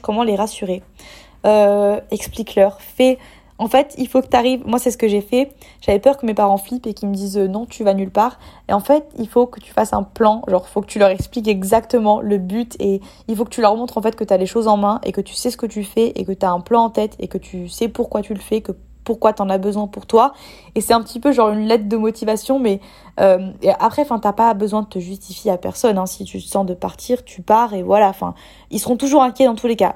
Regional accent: French Riviera, Provence-Alpes-Côte d'Azur, France; now in Bali, Indonesia; si j'habite en France, de retourner sur la côte d'Azur parce que c'est là où j'ai grandi

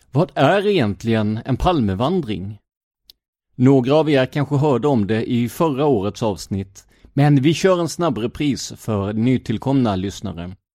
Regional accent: Blekinge, Sweden; jag är ju ner från Blekinge

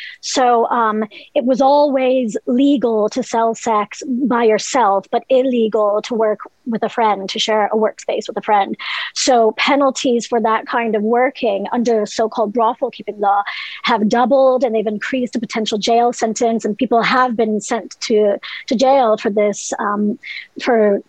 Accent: Southern Ohio, United States; also born or lived in New York; now in Ireland; Southern Ohio originally, but I moved here from New York, where I'd been for about 10 years in 2008.

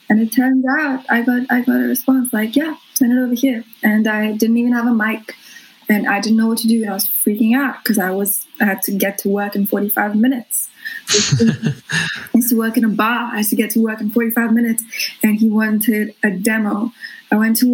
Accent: Mumbai, Maharashtra, India; moved away as an adult; also born or lived in Brisbane, Australia; now in Australia; I was born in Bombay

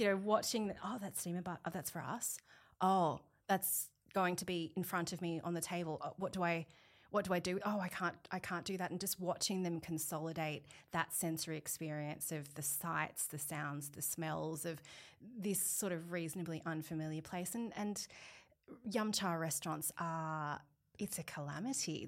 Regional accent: Sydney, New South Wales, Australia; I was born in Australia, so I grew up in the Sutherland Shire.

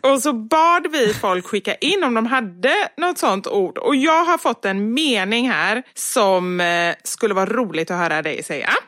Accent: Gothenburg, Västra Götaland, Sweden; accent: göteborgska; jag pratar mer göteborgska när jag pratar med dig

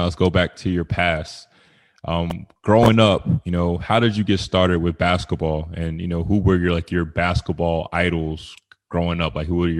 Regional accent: United States; growing up in the U.S.

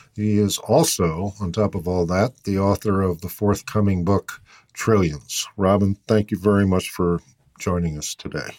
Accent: Boston, Massachusetts, United States; I grew up in Boston, and it's just transformed from my youth

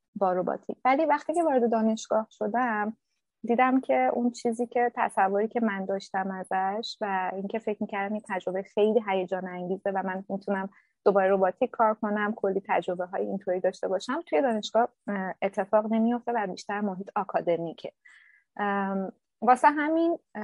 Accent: Shiraz, Fars, Iran; moved away as an adult; also born or lived in Ahvaz; now in Berlin, Germany; من توی شهر خودم توی شیراز

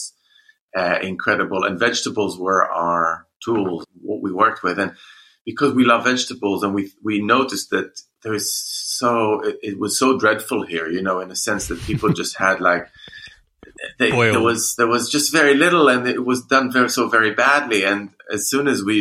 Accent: Jerusalem, Jerusalem District, Israel; moved away as an adult; now in London, United Kingdom; I'm Jewish, and I grew up in Jerusalem

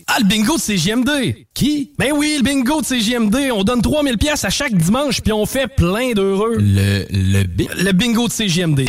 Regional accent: Quebec, Canada; en tant que Québécois

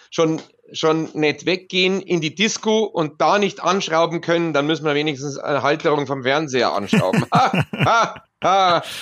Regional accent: Luxembourg; Ich bin Luxemburger, genau.

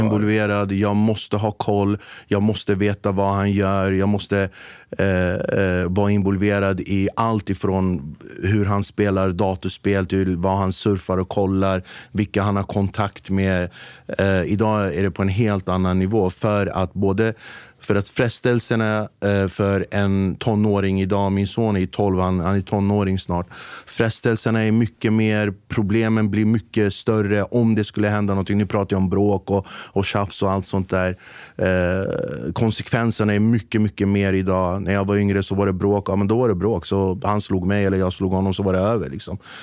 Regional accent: Flemingsberg, Stockholm County, Sweden; jag är från Flemingsberg

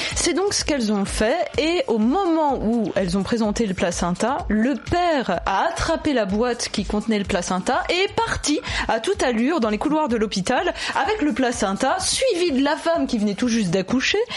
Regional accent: France; Chez nous en France

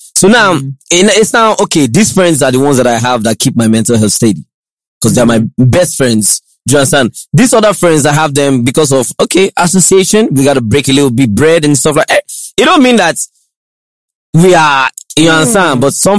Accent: Lagos, Nigeria; I grew up in Lagos, right? I did my primary school in Lagos. I did my secondary school in Lagos.

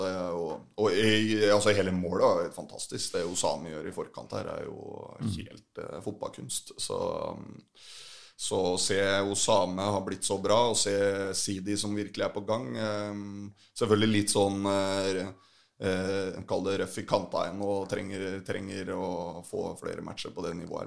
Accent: Fredrikstad, Østfold, Norway; jeg, er, fra Fredrikstad

